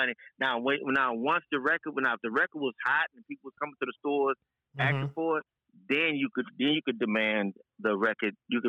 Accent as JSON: {"language": "English", "town": "Houston", "region": "Texas", "country": "United States", "tie": "born or raised there", "said": "I'm from South Park, grew up right up in South Park."}